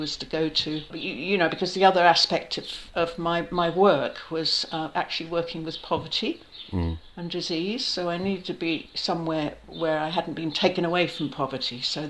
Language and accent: English; Australia; also born or lived in New Zealand / London / Africa; I've lived in London, but I've lived in Africa and I've lived in other places, and I was born in New Zealand and I was brought up in Australia and I travel a lot.